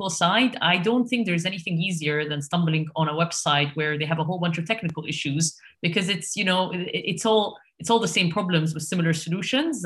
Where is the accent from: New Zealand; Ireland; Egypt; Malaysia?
Egypt; moved away as an adult; now in United Kingdom; I'm currently based in the UK, but I was born and raised in Egypt